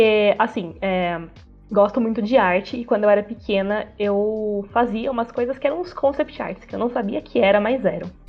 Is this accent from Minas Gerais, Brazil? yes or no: no; Rio das Pedras, São Paulo, Brazil; also born or lived in Americana; eu sou de uma cidadezinha do interior, chama Rio das Pedras, é super pequenininha